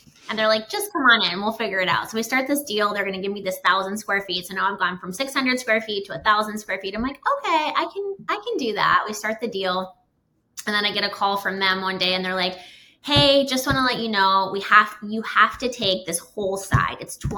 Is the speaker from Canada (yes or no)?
yes; Canada; a short version of a little bit about me is I am originally from Canada. A lot of people don't know that.